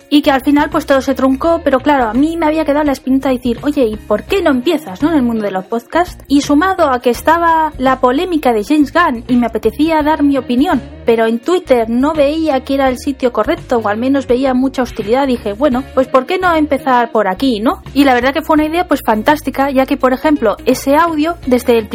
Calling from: Seville, Andalusia, Spain; Te escuchamos desde Sevilla … hablo en nombre de todo el equipo de Pesquito y Medio Podcast.

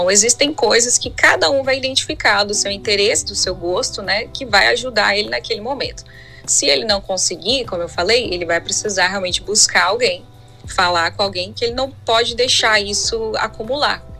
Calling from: São Paulo, Brazil; sou de São Paulo.

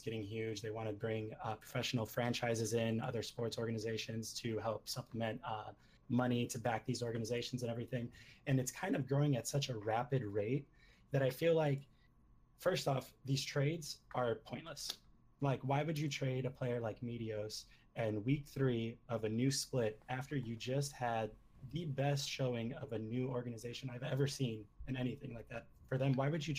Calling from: San Diego, California, United States; San Diego, California, and I am the iHeart Gaming sub.

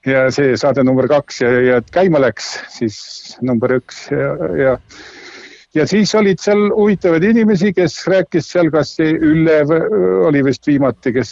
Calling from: Tartu, Tartu County, Estonia

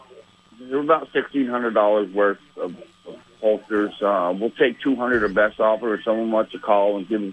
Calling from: Milton, Vermont, United States; from Milton.

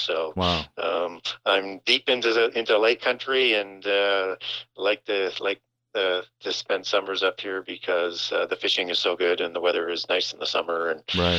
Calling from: Saskatchewan, Canada; I am calling from Northern Saskatchewan, and most people won't know where the location is, but it's literally as you go up the center of the province

